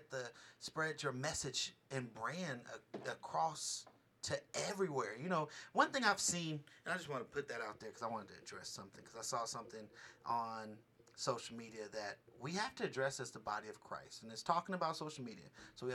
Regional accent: Bay Area, California, United States; now in Las Vegas, United States; I'm from the Bay Area.

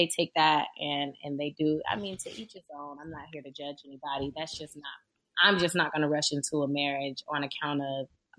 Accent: the South, United States; Well, to be 100% honest with you, I'm from the South. So in Florida or anywhere in the South, generally

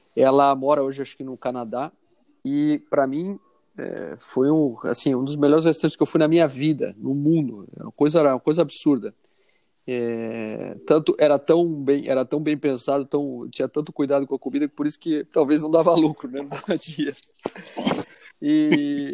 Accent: Alagoas, Brazil; eu sou, sou de Alagoas

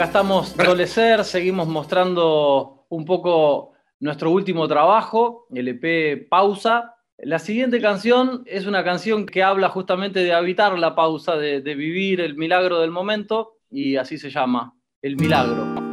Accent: Junín, Buenos Aires Province, Argentina; moved away; Nosotros somos de Junín, originales de Junín, pero bueno, estábamos viviendo en Buenos Aires

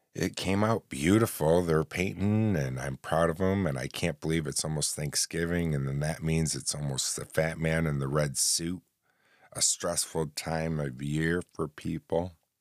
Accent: New Haven, New York, United States; also born or lived in Oswego, New York; my hometown of New Haven, New York, which is about fifteen minutes from Oswego, the city I live

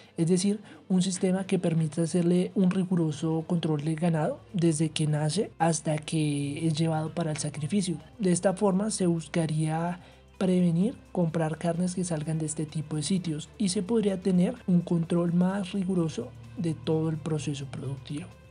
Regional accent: Colombia; nosotros como colombianos

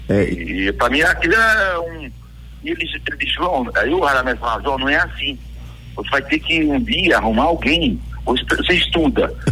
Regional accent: Bezerros, Pernambuco, Brazil; moved away; eu sou de bezerro, né?

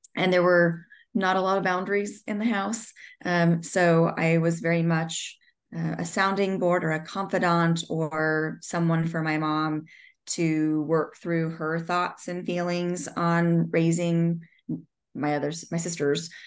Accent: Southern California, United States; I grew up in Southern California

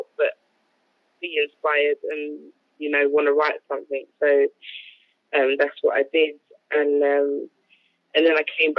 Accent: Kent, South East England, United Kingdom; now in London, United Kingdom; I'm originally from Kent, but I now live in London.

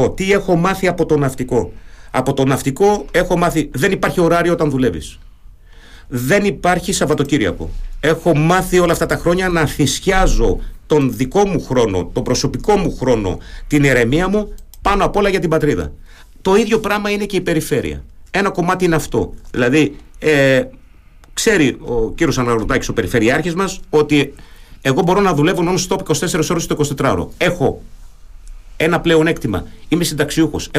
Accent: Germany; first language German; Greek is a second language; also born or lived in Athens; now in Greece; είμαι παιδί μεταναστών. Οι γονεί μου στη Γερμανία, εκεί μεγάλωσα, εκεί γαλουχήθηκα. Τα γερμανικά είναι η μητρική μου γλώσσα. Ε, επιστροφή στην Αθήνα

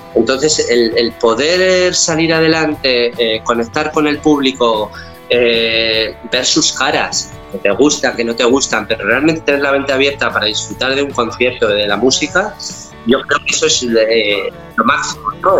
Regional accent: León, Castile and León, Spain; now in Barcelona, Spain; yo soy del norte de España, soy de León

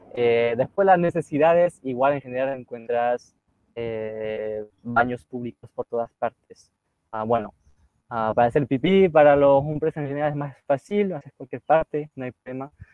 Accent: near Lille, Hauts-de-France, France; Spanish is a second language; moved away as an adult; also born or lived in Chile; Yo soy del norte, como muy cerca de Bélgica, cerca de Lille, la ciudad de Lille

